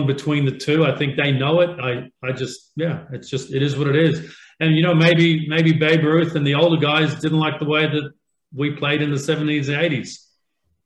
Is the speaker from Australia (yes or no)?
yes; Australia; moved away; When I grew up in Australia